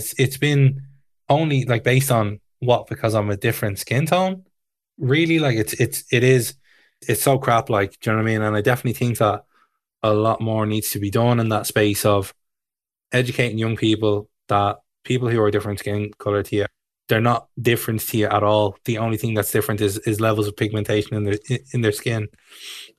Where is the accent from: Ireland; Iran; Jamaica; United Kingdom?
Ireland; Tallaght, Leinster; Growing up in Tala